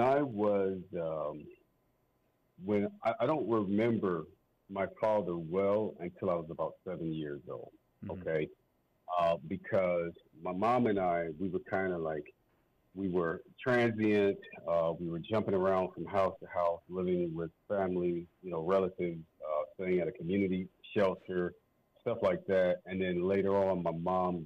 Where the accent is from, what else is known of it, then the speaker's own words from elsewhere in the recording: St. Louis, Missouri, United States; also born or lived in East Coast; I grew up in the Midwest. Spent some time out on the East Coast as well, but I spent most of my time in the St. Louis, Missouri area